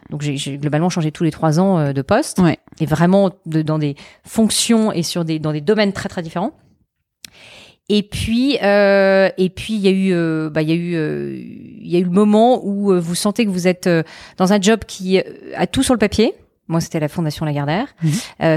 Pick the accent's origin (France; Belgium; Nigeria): France; a small village 30 km from Avignon, Provence-Alpes-Côte d'Azur; moved away as an adult; also born or lived in Lyon; now in Paris, France; j'ai vécu donc pareil 11 ans euh, dans le sud de la France, euh, dans un tout petit village qui est euh, euh, à 30 km d'Avignon